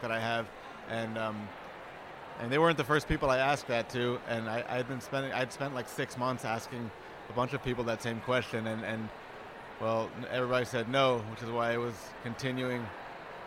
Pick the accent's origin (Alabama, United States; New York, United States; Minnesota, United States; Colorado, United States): New York, United States; growing up in New York is such a melting pot. And so, I grew up in a Cuban-American household